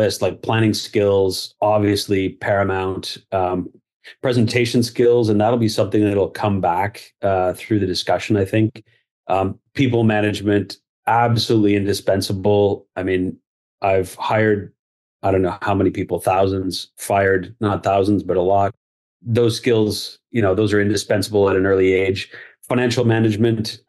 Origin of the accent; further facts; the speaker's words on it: Barrie, Ontario, Canada; So born and raised in Barrie, went to school at Laurier.